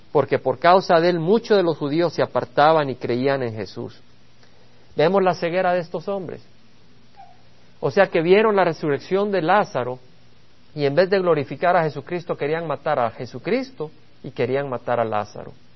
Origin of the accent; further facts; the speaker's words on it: El Salvador; moved away; Allá en El Salvador, la patria de donde vengo